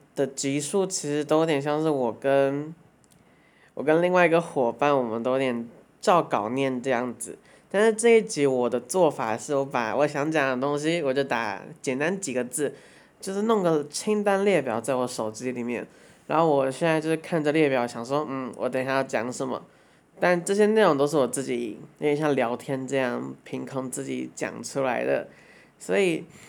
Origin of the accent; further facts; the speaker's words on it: Hsinchu, Taiwan; 因为我们要刚好出生在台湾，然后刚好出生在新竹